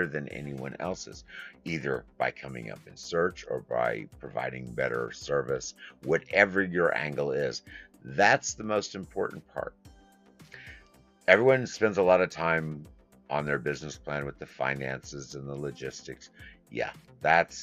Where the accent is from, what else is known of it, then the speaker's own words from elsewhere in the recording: Midwest, United States; also born or lived in New York; I was born in New York, went from New York to the Midwest. Went to school.